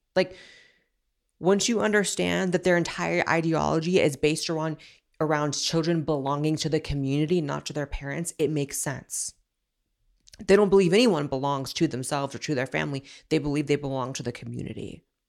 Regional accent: Northern California, United States; I grew up in Northern California, so San Francisco was, like, the L A of Northern California

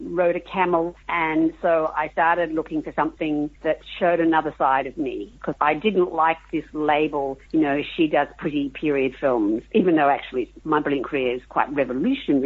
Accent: Australia; I'm an Australian and our culture is so different

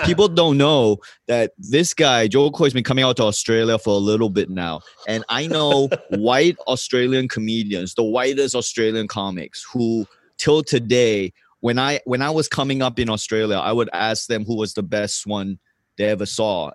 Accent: Johor Bahru, Johor, Malaysia; first language English; also born or lived in Singapore; I woke up in Malaysia, Johor Bahru. I would take the school bus to Singapore in the morning.

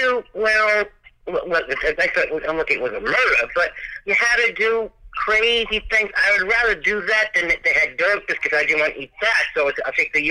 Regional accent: New York City, New York, United States; I grew up in Manhattan

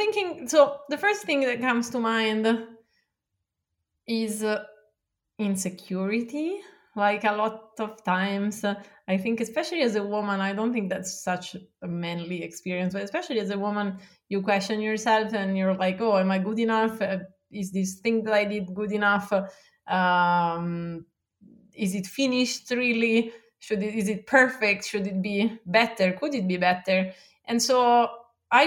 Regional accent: Milan, Lombardy, Italy; moved away as an adult; now in Santa Monica, United States; I grew up in Milan, which is, the second biggest

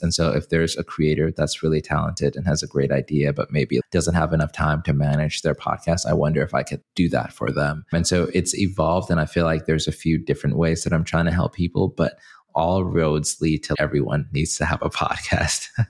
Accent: Zimbabwe; now in United States; in my hometown country, where I'm from, Zimbabwe

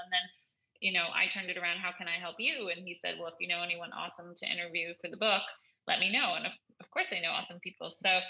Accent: New York, United States; I'm a New Yorker at heart in the one hand, in terms of public transportation's, you know, kind of my normal jam

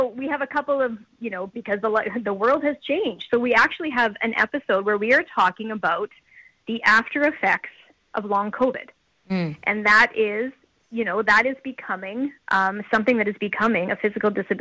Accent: Saskatchewan, Canada; I'm born and raised in Saskatchewan and our production company is based here

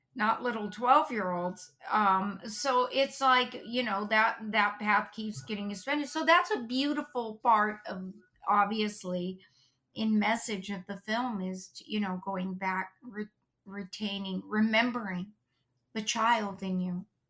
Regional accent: Los Angeles, California, United States; We grew up in North Hollywood

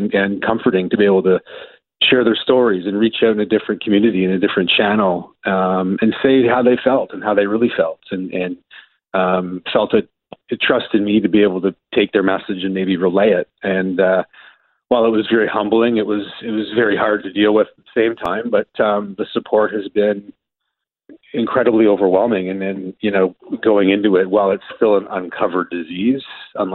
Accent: Milton, Ontario, Canada; Growing up in Milton as a young boy

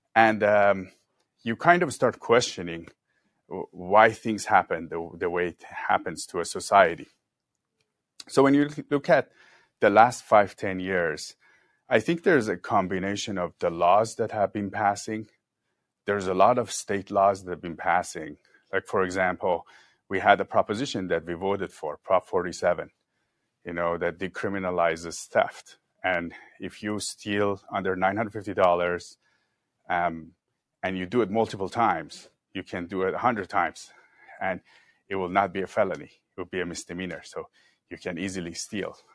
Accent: Iran; also born or lived in Mexico City, Mexico / China; now in Southern California, United States; I lived in Iran, I grew up in Iran

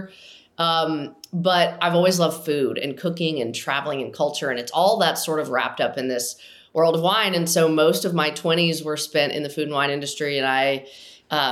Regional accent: Nashville, Tennessee, United States; I grew up in Nashville because it's where country music is

